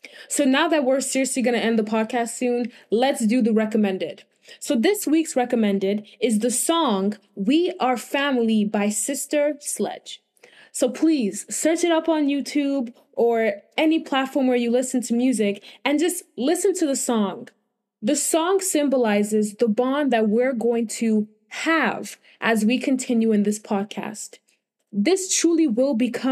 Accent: Benin City, Edo, Nigeria; I am from Nigeria. I was born in Nigeria, Benin

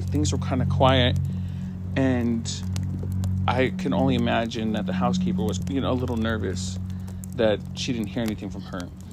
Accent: California, United States; I'm from California

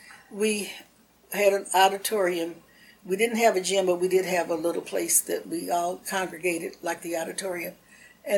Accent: Dalton, United States; I'm not from Brunswick. Like I said, I'm from Dalton.

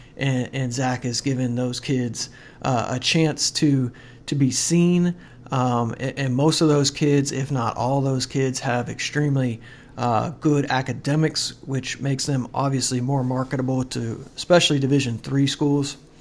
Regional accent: St. Clairsville, Ohio, United States; I was from St. Clairsville

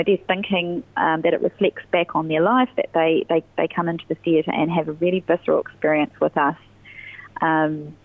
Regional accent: Christchurch, Canterbury, New Zealand; I'm from Christchurch, and I mostly have my work in other cities

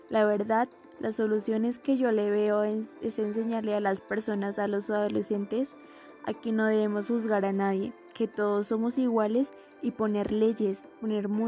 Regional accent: Colombia; Y todos por igual, ricos o pobres, todos somos colombianos

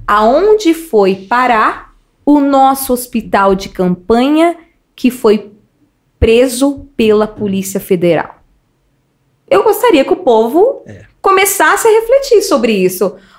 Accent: Paulínia, São Paulo, Brazil; also born or lived in Sumaré / Nova Odessa; eu fui criada ali no, no Médici, muitas pessoas me conhecem no Mé, do Médici, mas a minha história, como a história de muitos paulinenses, não foi só em Paulínia.

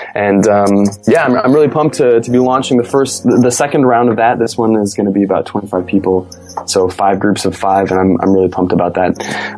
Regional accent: United States; accent: American; moved away; I am natively from America.

